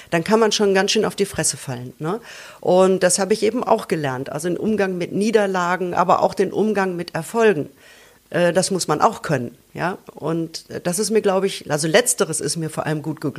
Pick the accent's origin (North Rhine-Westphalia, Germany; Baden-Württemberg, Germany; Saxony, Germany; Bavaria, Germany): North Rhine-Westphalia, Germany; das ist ein Buch, das beschäftigt sich im Prinzip mit meiner Kindheit im Ruhrpott und ähm, ist eine leicht fiktionalisierte Autobiografie